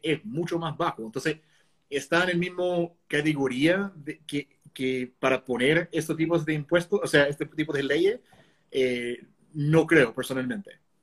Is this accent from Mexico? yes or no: no; Connecticut, United States; moved away as an adult; now in Chile; Es como en mi estado, por ejemplo, Connecticut, que es chiquitito, cuando yo me fui de Connecticut